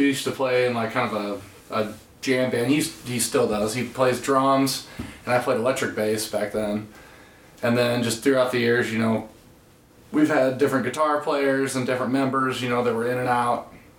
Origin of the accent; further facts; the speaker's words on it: Waterloo, Illinois, United States; Tate and I … are from Waterloo originally. We went to high school together.